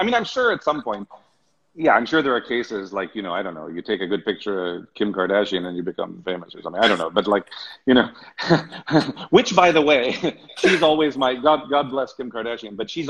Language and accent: English; Hollywood, California, United States; I spent a lot of time growing up in Hollywood, and you get the same thing there.